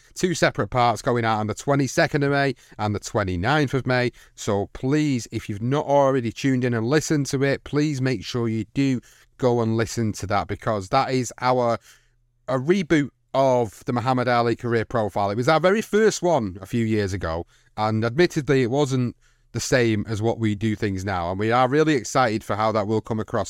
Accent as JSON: {"language": "English", "country": "United Kingdom", "said": "a British fight fan"}